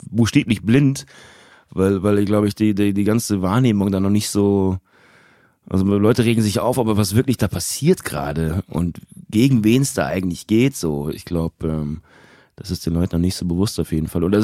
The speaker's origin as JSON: {"language": "German", "country": "Turkey", "said": "Und ich meine es nicht als Türke, sondern generell in diesem ganzen okay. Medienraum"}